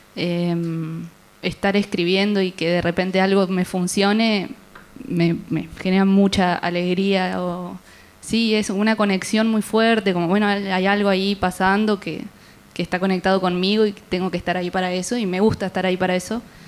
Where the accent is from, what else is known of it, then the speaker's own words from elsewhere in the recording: Concordia, Entre Ríos, Argentina; moved away as an adult; now in Rosario, Argentina; en Concordia, que soy de ahí